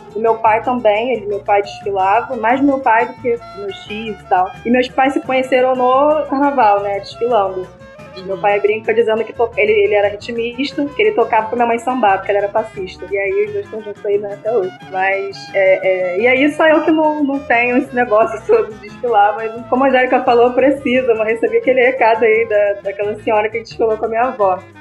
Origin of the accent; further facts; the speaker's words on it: Rio de Janeiro, Brazil; um lugar que eu vim da Rocinha